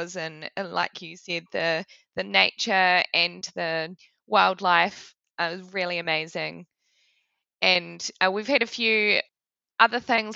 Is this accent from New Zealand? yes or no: yes; New Zealand; now in Melbourne, Australia; I grew up in New Zealand